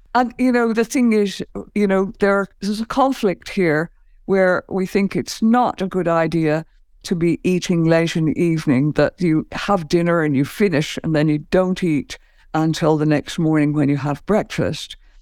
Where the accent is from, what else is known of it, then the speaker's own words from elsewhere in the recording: Ireland; I grew up in Ireland